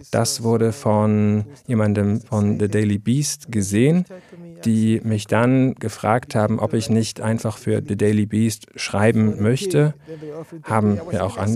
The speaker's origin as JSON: {"language": "German", "town": "Calabar", "region": "Cross River", "country": "Nigeria", "tie": "born or raised there", "said": "habe im Radio und Fernsehen gearbeitet in Calabar, meiner Heimatstadt im Süden Nigerias."}